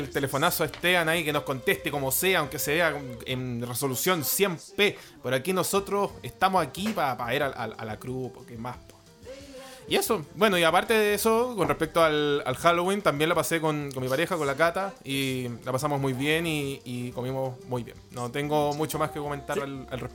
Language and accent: Spanish; Chile; un hombre occidental chileno